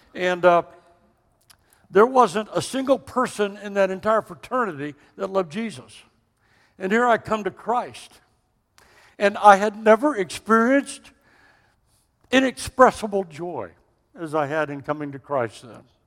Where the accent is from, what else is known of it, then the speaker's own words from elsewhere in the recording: Austin, Texas, United States; also born or lived in Dallas; we are from Texas. Don't mistake that. We were both born in the capital city of Austin.